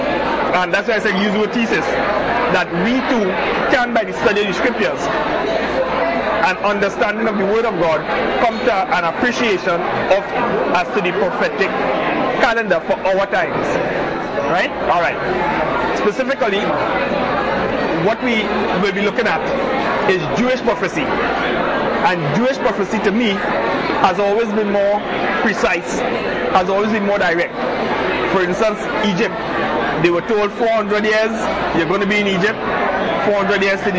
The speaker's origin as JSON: {"language": "English", "country": "Trinidad & Tobago", "moved": "yes", "said": "I'm from Trinidad"}